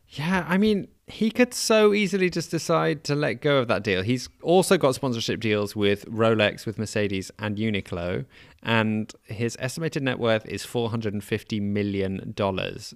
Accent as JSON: {"language": "English", "country": "United Kingdom", "said": "despite being essentially British."}